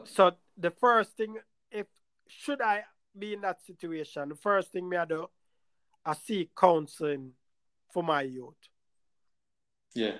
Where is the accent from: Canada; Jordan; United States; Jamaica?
Jamaica; moved away; where we were raised in Jamaica